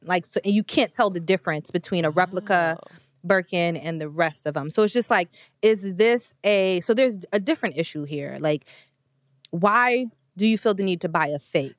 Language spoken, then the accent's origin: English; New York, United States; I'm from New York. When I was in high school, I definitely was on Canal Street